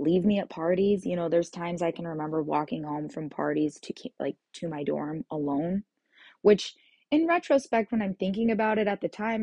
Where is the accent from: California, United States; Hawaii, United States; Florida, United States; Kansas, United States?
Kansas, United States; moved away as an adult; I moved back to Kansas, and I'm back here in my hometown.